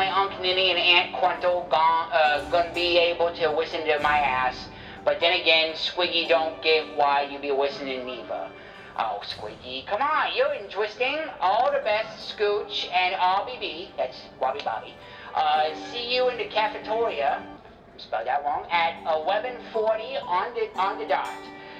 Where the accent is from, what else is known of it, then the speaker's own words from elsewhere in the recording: Wales, United Kingdom; born there; because my accent. I wasn't born in the United States, I was born in Wales.